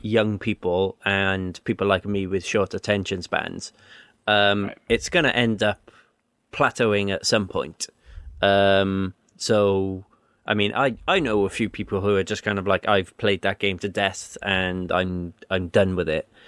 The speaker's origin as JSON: {"language": "English", "region": "Wales", "country": "United Kingdom", "tie": "born or raised there", "said": "There was very little Welsh taught in my school, and then it was like one lesson a week in high school"}